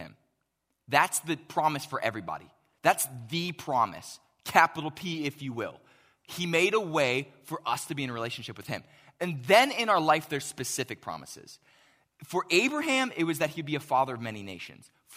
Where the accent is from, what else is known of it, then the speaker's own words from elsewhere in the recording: Pittsburgh, Pennsylvania, United States; moved away; I grew up in Pittsburgh